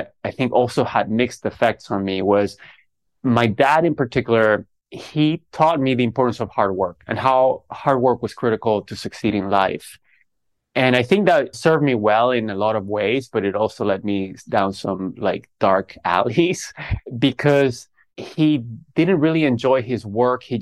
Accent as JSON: {"language": "English", "town": "Caracas", "region": "Capital District", "country": "Venezuela", "tie": "born or raised there", "said": "I grew up in Caracas, Venezuela"}